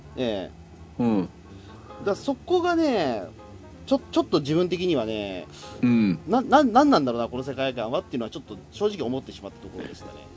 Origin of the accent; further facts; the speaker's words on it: Tokyo, Japan; 東京育ち